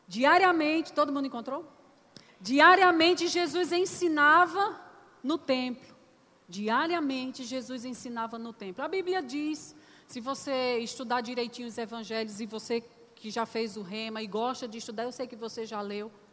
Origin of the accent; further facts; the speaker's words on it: Northeast Region, Brazil; eu sou nordestina para os visitantes, né? Então tem algumas palavrinhas que a gente usa que é um pouco diferente.